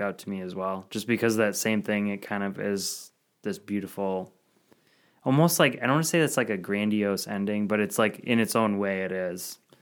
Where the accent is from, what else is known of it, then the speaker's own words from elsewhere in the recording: Madison, Wisconsin, United States; Madison, my hometown.